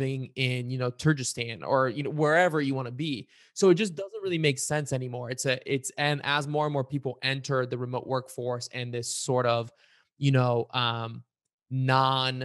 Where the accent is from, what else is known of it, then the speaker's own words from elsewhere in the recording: Bulgaria; now in Cincinnati, United States; I'm Eastern European, I was born in Bulgaria.